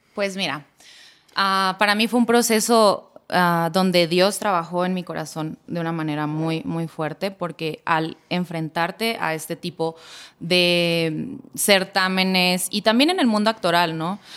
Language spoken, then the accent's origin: Spanish; La Paz, Baja California Sur, Mexico; mi ciudad natal, La Paz, Baja California